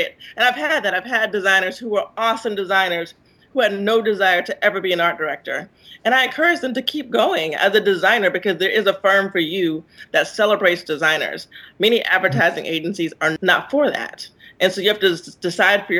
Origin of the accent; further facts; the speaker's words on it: South Carolina, United States; I'm from South Carolina